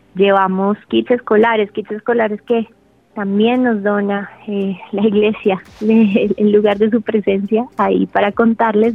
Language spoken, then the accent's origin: Spanish; Colombia; como colombiana